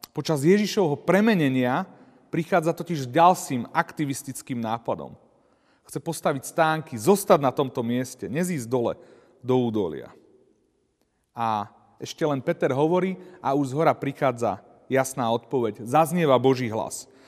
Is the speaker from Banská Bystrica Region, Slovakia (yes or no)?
no; Turiec, Žilina Region, Slovakia; Ja osobne pochádzam z Turca a tam je veľa vrchov, kopcov